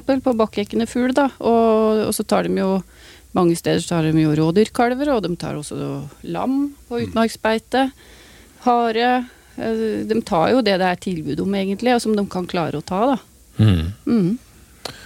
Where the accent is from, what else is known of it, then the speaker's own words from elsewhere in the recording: Vestfold, Norway; der jeg kommer fra, Vestfold